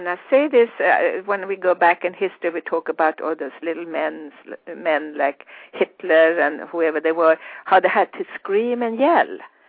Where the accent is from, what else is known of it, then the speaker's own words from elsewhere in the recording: Sweden; accent: Swedish international; English is a second language; now in United States; I'm Swedish, and of course I speak with my Swedish international accent.